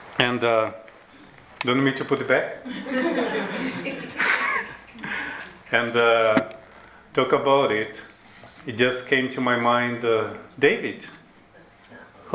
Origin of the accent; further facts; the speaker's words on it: Brazil; English is a second language; moved away; I'm from Brazil